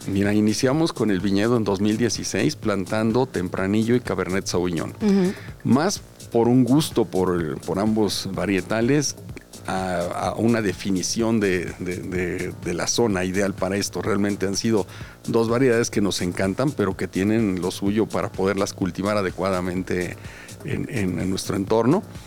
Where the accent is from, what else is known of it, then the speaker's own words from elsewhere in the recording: Los Altos de Jalisco, Mexico; la tierra de donde somos originarios, tanto la familia de mi esposa como mi familia